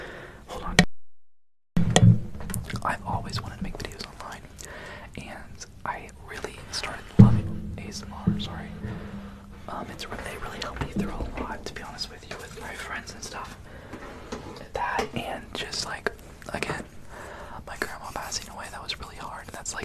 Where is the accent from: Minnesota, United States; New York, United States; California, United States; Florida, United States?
New York, United States; I'm from New York.